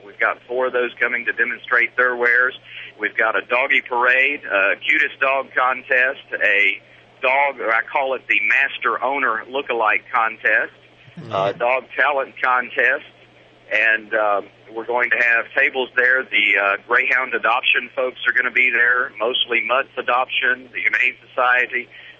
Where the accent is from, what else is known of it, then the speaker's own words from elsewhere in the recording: Kennesaw, Georgia, United States; In my hometown of Kennesaw, Georgia